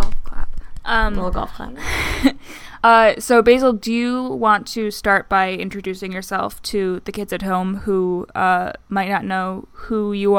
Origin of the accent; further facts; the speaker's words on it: Michigan, United States; moved away; we're both from Michigan originally, so like I grew up closer to Canada than to any other U.S. state.